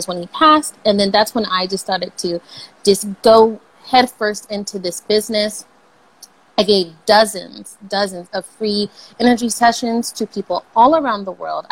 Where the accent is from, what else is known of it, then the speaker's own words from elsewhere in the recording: Los Angeles, California, United States; I'm from California, and like, Kobe was like everything here, especially growing up